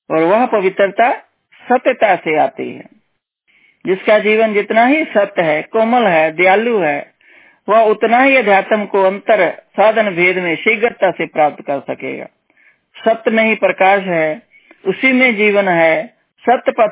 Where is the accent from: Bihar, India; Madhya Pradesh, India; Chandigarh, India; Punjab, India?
Punjab, India; तो हम हम लोग पंजाबी लोग तो पूरा हम लोगों को मतलब हम लोग तो गुरु नानक जी को मानते हैं